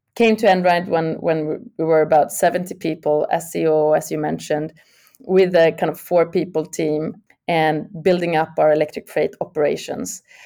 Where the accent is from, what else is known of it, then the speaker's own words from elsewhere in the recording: Sweden; I'm from originally born and raised in Sweden